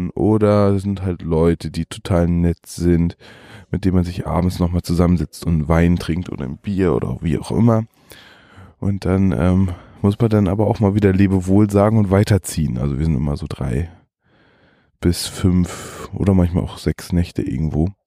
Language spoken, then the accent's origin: German; Germany; äh, das, ähm, also Märkte, auf denen man das kauft, was man zum Leben braucht, ähm, ist für mich als Deutscher irgendwie